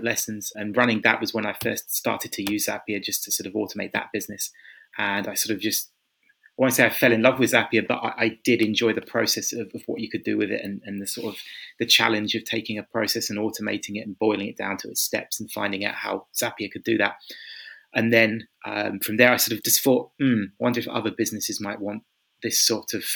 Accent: Kent, South East England, United Kingdom; moved away as an adult; also born or lived in London; now in Budapest, Hungary; originally from England. I grew up in Kent. Right now I'm living in Budapest in Hungary

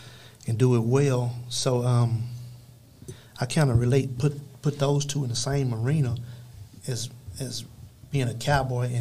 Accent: Dallas, Texas, United States; we was raised up in Oak Cliff.

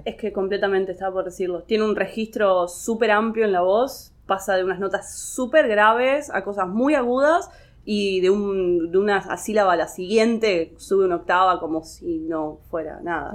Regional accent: Rosario, Santa Fe, Argentina; En calidad de Rosarina

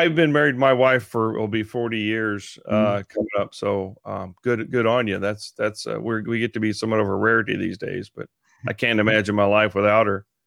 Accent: Texas, United States; I'm from Texas

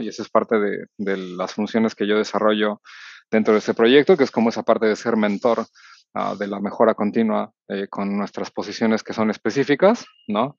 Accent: Mexico City, Mexico; soy originario de la Ciudad de México

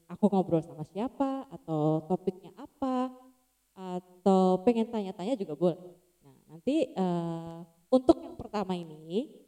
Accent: Jakarta, Indonesia; now in Yogyakarta, Indonesia; Nah kan aku tuh eh, lahir di Jakarta, lama tinggal di Jakarta. Habis itu move out tuh Jogja.

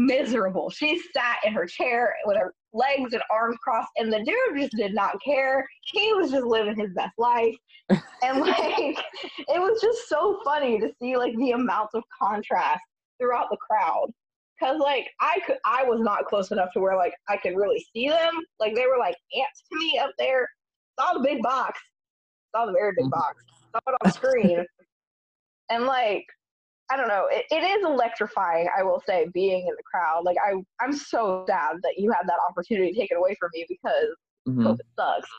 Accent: Augusta, Georgia, United States; I grew up in Augusta, which is about a 2.5-hour drive to Atlanta.

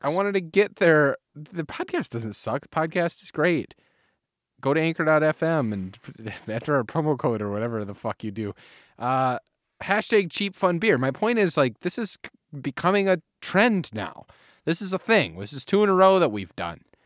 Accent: United States; moved away; my hometown of Manoa

